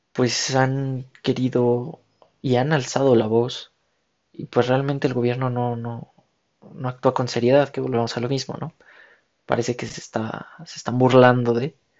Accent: Mexico; como ciudadanos, como mexicanos, como hermanos, hijos de la misma patria

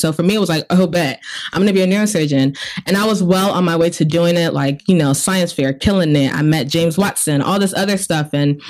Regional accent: Nigeria; now in United States; I am Nigerian.

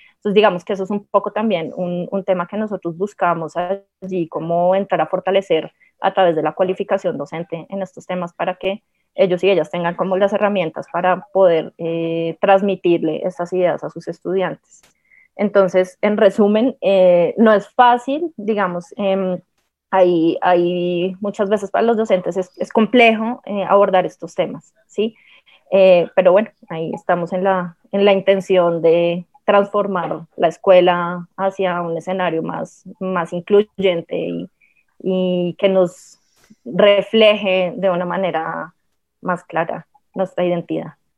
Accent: Colombia; nuestra identidad como pueblo, como nación, como colombianos

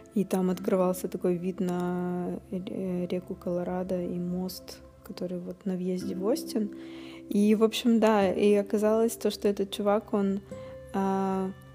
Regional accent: Russia; Мы путешественницы из России

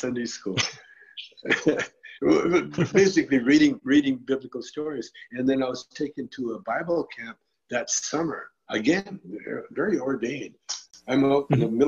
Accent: Calgary, Alberta, Canada; When I was a kid, I grew up in Calgary, Alberta, Canada

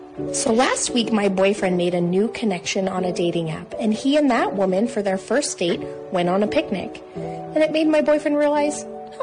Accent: Midwest, United States; a girl born and raised in the Midwest

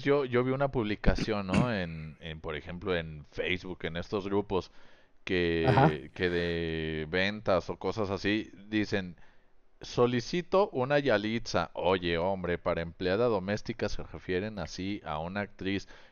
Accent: Mexico; yo como comunicólogo, aparte de mexicano

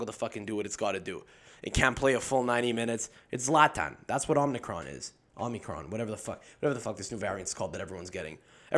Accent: Campobasso, Molise, Italy; Me, I'm from Campobasso. That's where my family's from. We're from Campobasso, bro. You never heard of it? It's a big town. It's a big town of 40,000 people.

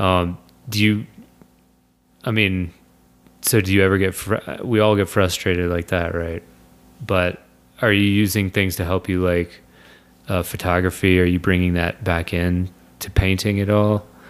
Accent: Kentucky, United States; moved away; I'm from Kentucky

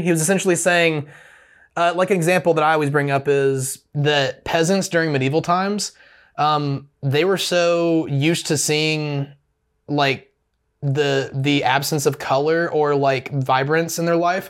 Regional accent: Opelika, Alabama, United States; I grew up in the Opelika-Auburn area.

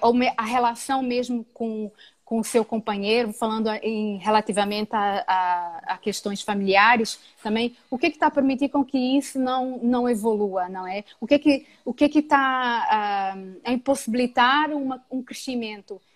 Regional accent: Brazil; now in Portugal; Que saudades que eu tenho de estar com os meus compatriotas

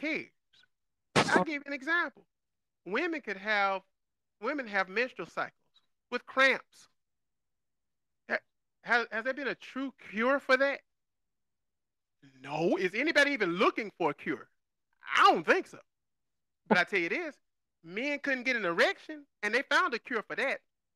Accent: Georgia, United States; I grew up in Georgia

